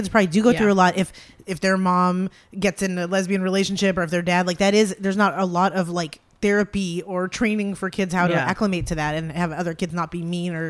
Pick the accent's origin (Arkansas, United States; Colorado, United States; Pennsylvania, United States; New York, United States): Pennsylvania, United States; I grew up in Pennsylvania